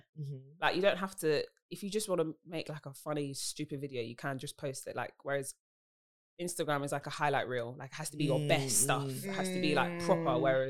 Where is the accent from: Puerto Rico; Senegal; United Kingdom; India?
United Kingdom; London; I'm a singer from South London.